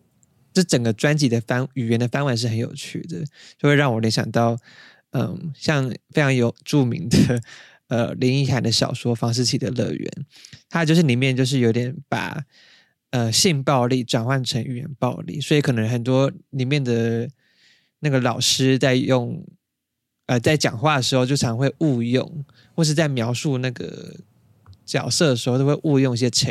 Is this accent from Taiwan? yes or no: yes; Taiwan; 我们是台湾人